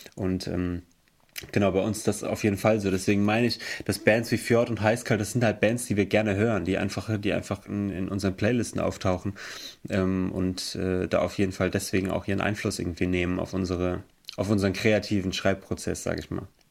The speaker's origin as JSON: {"language": "German", "town": "Emmelshausen", "region": "Rhineland-Palatinate", "country": "Germany", "said": "Wir kommen aus Emmelshausen. Das ist im Hunsrück"}